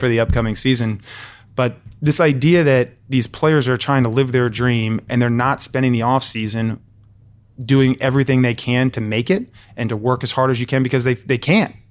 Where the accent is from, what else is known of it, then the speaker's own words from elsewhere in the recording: Alexandria, Virginia, United States; I grew up in Alexandria, Virginia